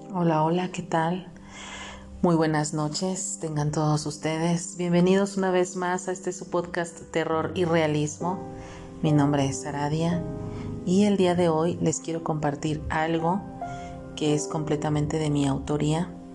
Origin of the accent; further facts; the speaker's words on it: Mexico; aquí en mi país, en donde yo radico, que es en México